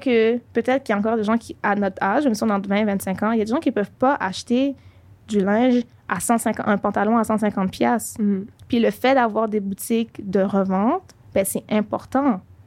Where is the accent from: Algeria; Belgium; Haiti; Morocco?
Haiti; Je suis haïtienne.